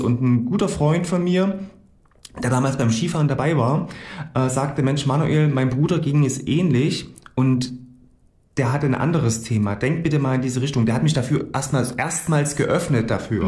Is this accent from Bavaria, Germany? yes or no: no; Gera, Thuringia, Germany; also born or lived in Coburg / Frankfurt; ich bin gebürtiger Gerscher, hier aufgewachsen